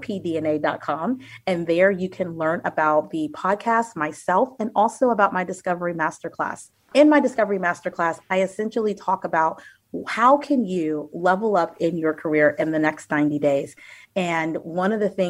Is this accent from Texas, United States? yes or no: yes; Austin, Texas, United States; now in Northern Virginia, United States; I am originally from Austin, Texas, and now reside in Northern Virginia